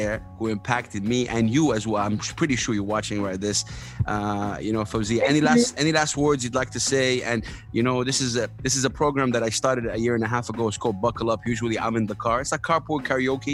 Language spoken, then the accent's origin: English; Saudi Arabia; a blue eyed Saudi? I'm from Saudi Arabia